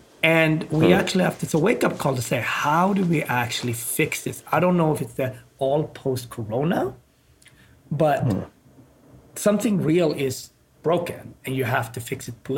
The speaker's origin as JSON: {"language": "English", "town": "Gothenburg", "region": "Västra Götaland", "country": "Sweden", "tie": "born or raised there", "moved": "yes", "lives_now": "United States", "said": "I love Sweden and I love Gothenburg a lot. That's where I grew up."}